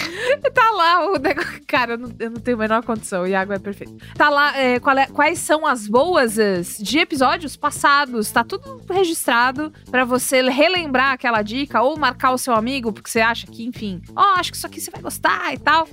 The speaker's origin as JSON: {"language": "Portuguese", "region": "São Paulo", "country": "Brazil", "tie": "born or raised there", "said": "Eu cresci em São Paulo"}